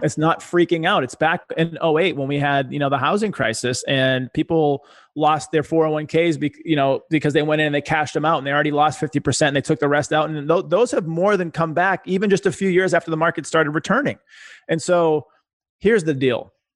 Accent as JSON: {"language": "English", "town": "Boston", "region": "Massachusetts", "country": "United States", "tie": "born or raised there", "said": "I was a poor kid growing up in Boston"}